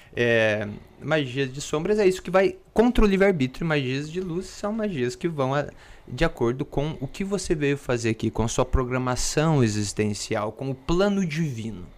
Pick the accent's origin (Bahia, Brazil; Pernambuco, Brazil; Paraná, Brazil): Paraná, Brazil; Pato Branco; eu sou lá de Pato Branco, no Paraná